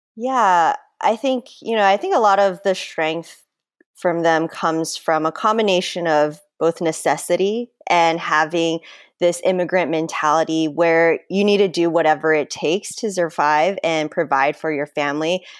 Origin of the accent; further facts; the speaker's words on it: United States; growing up in American culture